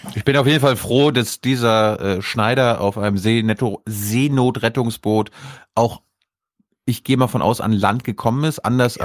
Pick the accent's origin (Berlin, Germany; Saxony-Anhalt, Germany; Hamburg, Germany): Berlin, Germany; ich als Berliner